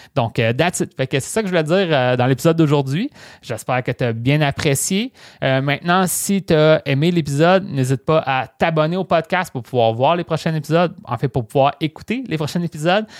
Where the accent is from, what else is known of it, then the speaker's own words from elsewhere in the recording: Rimouski, Quebec, Canada; Moi, je viens de Rimouski, qui est une petite ville.